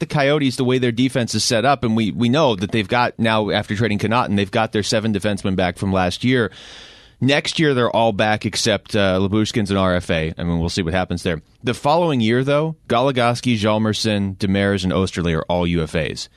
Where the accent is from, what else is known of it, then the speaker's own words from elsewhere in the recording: Seattle, Washington, United States; growing up in Seattle